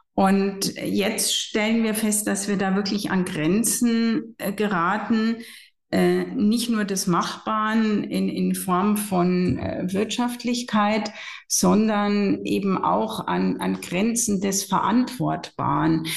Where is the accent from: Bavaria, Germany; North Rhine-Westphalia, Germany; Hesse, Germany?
Bavaria, Germany; Regensburg; also born or lived in Florence / Munich; Ich habe in meiner Heimatstadt Regensburg und Florenz studiert